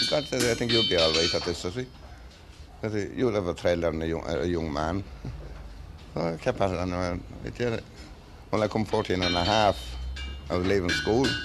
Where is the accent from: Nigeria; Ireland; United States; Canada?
Ireland; County Roscommon, Connacht; I was born in Kassery, Kassery in County Roscommon.